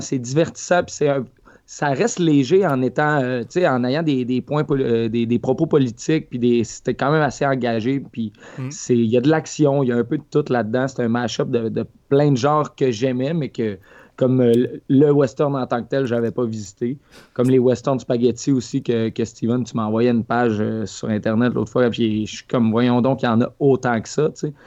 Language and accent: French; Lac Saint-Jean, Quebec, Canada; moved away; le lac Saint-Jean, ma terre natale